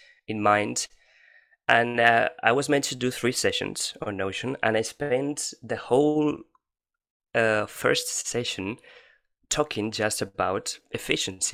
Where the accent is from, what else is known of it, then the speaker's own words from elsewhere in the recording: Valencia, Valencian Community, Spain; I'm from Spain